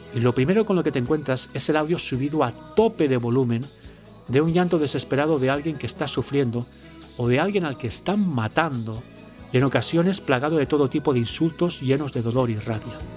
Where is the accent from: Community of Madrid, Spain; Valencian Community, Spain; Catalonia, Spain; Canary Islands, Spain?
Valencian Community, Spain; the Levantine coast; en mi tierra, en la costa levantina